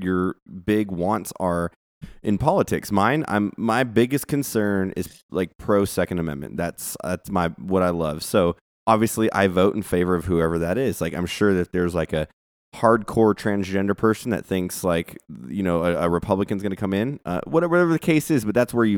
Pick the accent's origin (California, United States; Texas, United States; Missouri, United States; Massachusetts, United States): California, United States; moved away; I'm born and raised in California